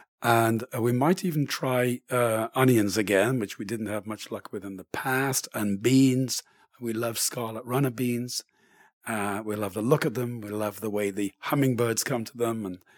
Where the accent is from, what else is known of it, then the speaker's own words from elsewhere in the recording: England, United Kingdom; now in Canada; But growing up in England, anybody would stop and help you and give directions or whatever